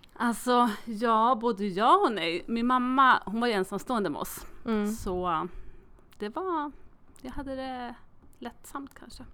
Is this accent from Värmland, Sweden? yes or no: yes; Molkom, Värmland, Sweden; jag är född i Molkom